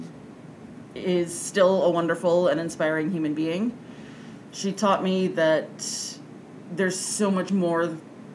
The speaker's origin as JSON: {"language": "English", "town": "Grayslake", "region": "Illinois", "country": "United States", "tie": "born or raised there", "said": "I grew up in Grays Lake. It's been home for many years now"}